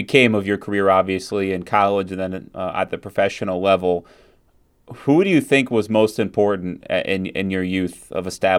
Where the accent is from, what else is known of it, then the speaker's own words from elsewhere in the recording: Minnesota, United States; I'm from Minnesota.